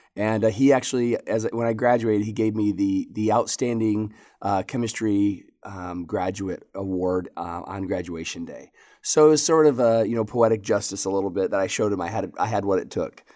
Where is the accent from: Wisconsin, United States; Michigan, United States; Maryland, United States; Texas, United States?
Michigan, United States; moved away as an adult; also born or lived in Lexington, Kentucky; I grew up in Michigan and, uh, at age eighteen came down to Lexington, Kentucky